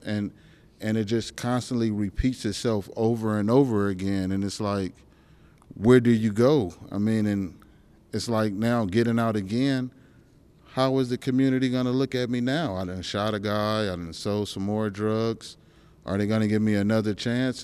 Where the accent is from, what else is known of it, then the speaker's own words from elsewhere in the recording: California, United States; now in Alaska, United States; I'm from California